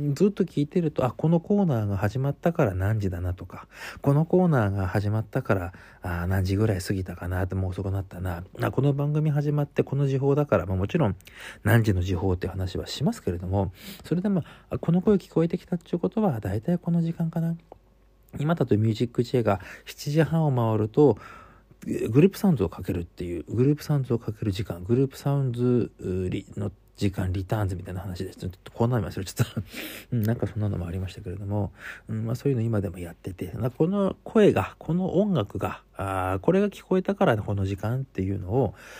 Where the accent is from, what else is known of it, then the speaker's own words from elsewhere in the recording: Sapporo, Hokkaido, Japan; 私は札幌の人間でございますので